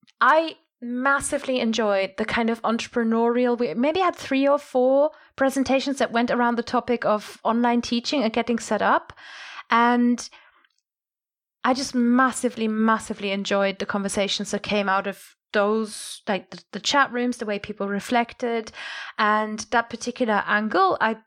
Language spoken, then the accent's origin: English; Germany; I'm from Germany. We're obsessed with the royals.